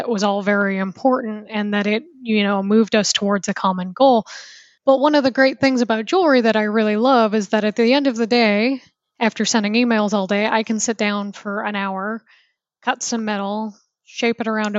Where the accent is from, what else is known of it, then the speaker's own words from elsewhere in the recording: United States; moved away as an adult; also born or lived in Seattle / New Zealand / Germany; I'm originally from the States.